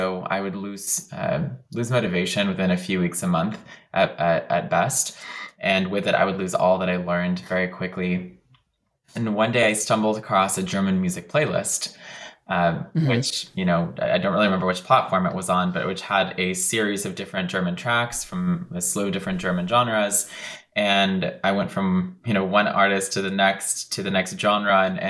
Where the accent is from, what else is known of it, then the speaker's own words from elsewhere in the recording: Syria; also born or lived in Lebanon / Texas, United States; So I grew up between 3 core destinations. One is in the Middle East, in Syria and in Lebanon. So it's two separate locations, same region. And then also in the United States, in Texas.